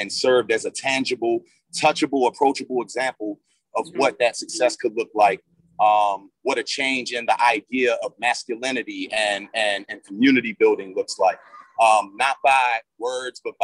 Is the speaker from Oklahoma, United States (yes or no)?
no; Baltimore, Maryland, United States; the Baltimore that we live in now is way too much like the Baltimore of my youth